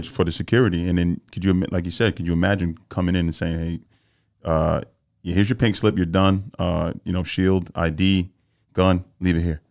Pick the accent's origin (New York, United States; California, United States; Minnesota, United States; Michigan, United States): New York, United States; New York City; I grew up in the Bronx